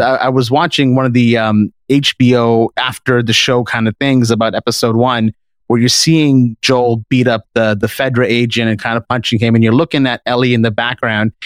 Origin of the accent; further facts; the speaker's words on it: Canada; we're from Canada